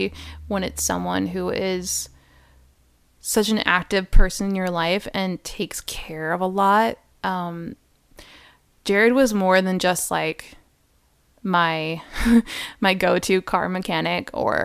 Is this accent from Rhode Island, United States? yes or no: yes; Rhode Island, United States; moved away; I'm from Rhode Island